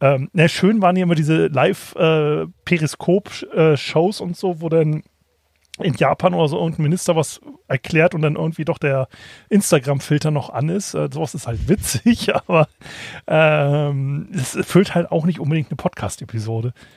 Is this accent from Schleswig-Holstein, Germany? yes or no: yes; Kiel, Schleswig-Holstein, Germany; als Kieler